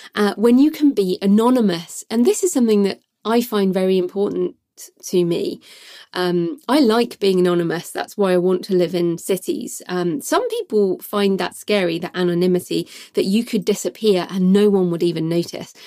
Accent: United Kingdom; moved away as an adult; also born or lived in Australia / New Zealand; it's my home country

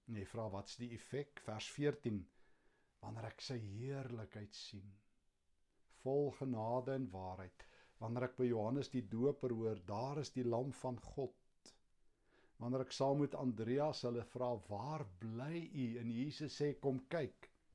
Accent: Kempton Park, Gauteng, South Africa; in my kinderjare hier in Kempton

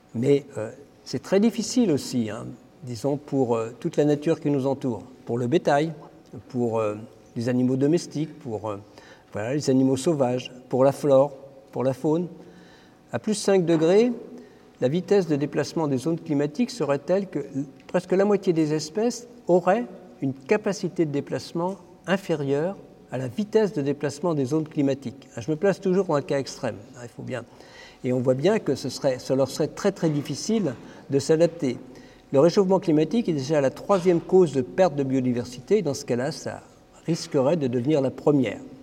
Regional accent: Brittany, France; now in Paris, France; comme on est breton

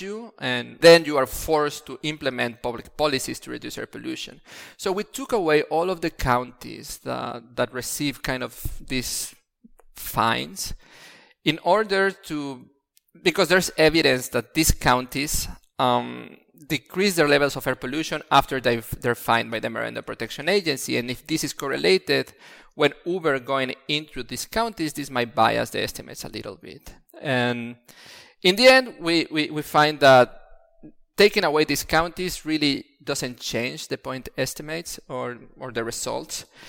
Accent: Mexico City, Mexico; moved away as an adult; now in Italy; I come from Mexico City, and Mexico City is constantly having pollution-related issues

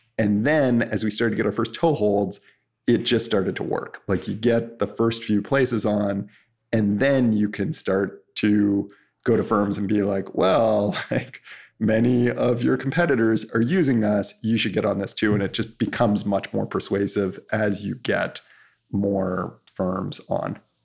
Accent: Canada; I'm Canadian

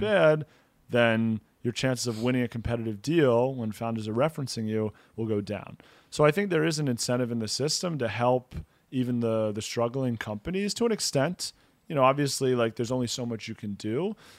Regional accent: United States; now in Israel; We're both from the States originally

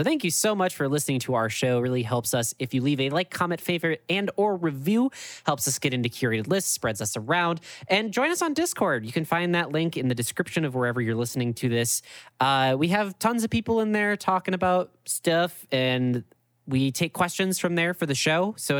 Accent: Chippewa Falls, Wisconsin, United States; There is a drive-thru Subway in my hometown.

